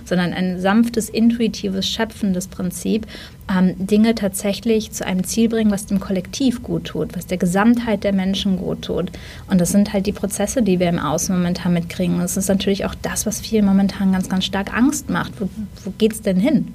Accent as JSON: {"language": "German", "country": "Germany", "said": "als Deutsche"}